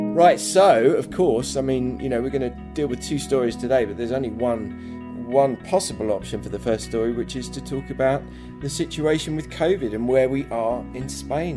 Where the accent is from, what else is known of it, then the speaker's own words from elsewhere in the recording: England, United Kingdom; accent: English; my English accent